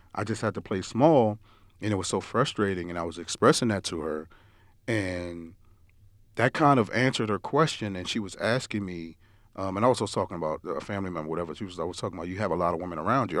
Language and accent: English; New York, United States; moved away; growing up in New York, we used to al, my parents used to always send us down south.